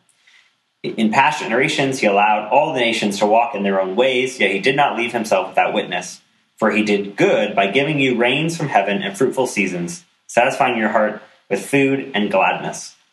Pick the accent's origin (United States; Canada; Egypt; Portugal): United States; as an American